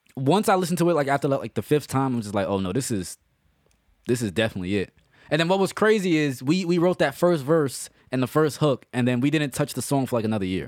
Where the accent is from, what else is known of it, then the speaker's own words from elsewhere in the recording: New York City, New York, United States; We grew up together. We grew up in the Bronx